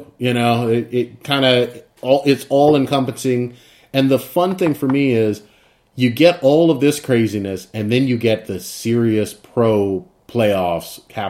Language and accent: English; United States; I'm very American.